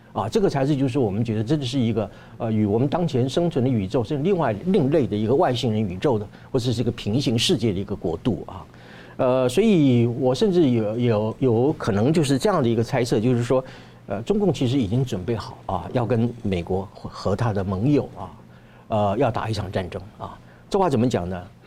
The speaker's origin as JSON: {"language": "Chinese", "country": "Taiwan", "said": "我们台湾人应该要怎么样如何看待自己的台湾"}